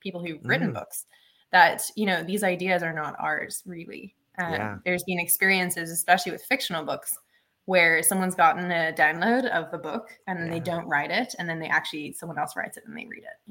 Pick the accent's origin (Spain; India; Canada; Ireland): Ireland; moved away; also born or lived in Africa; I had to go back to my home country. So I went back to Ireland